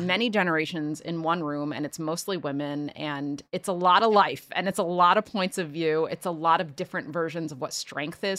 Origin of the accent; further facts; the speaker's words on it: Philadelphia, Pennsylvania, United States; born and raised in Philly